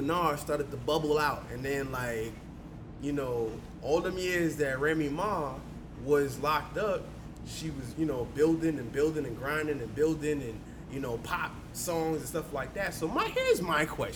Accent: New York City, New York, United States; I'm from Queens

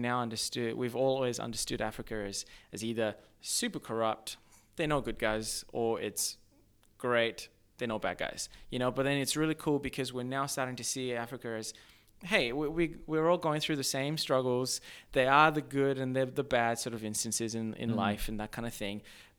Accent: Australia; also born or lived in Zimbabwe; So, I was actually born in Zimbabwe. However, I grew up in Australia. So, I grew up in like a very small mining town.

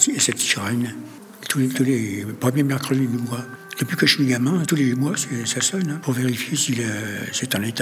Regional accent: France; Je suis, oui, je suis patriote. Je suis française dans, dans mon

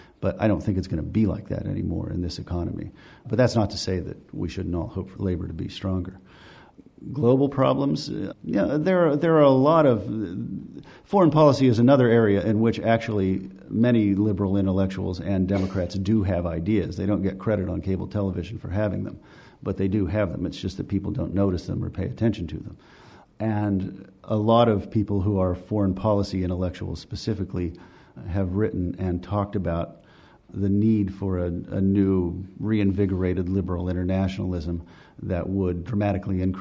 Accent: West Virginia, United States; moved away; I'm from West Virginia

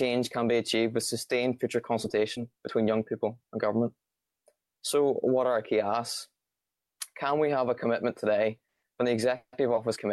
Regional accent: Bangor, Northern Ireland, United Kingdom; I'm 18. I'm from Bangor.

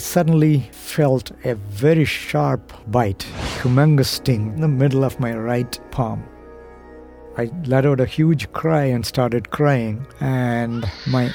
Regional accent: India; I was born in India in a small village called, abbreviated to Tinagar

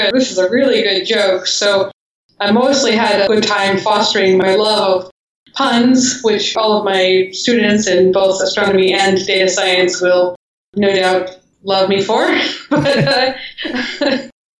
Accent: Eagle Creek, Oregon, United States; I was a kid growing up in Oregon

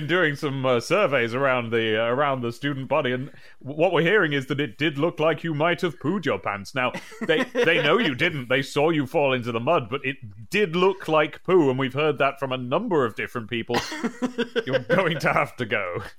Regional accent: Midlands, United Kingdom; moved away as an adult; I'm from the Midlands, and I've had lived there all my life until I became an adult and left. And I sounded like this roughly when I left, and it's got nothing to do with where I lived.

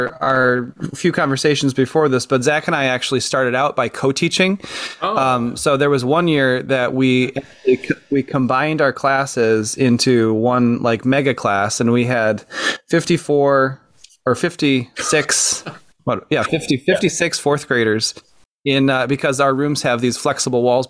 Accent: Michigan, United States; I was born and raised in Michigan

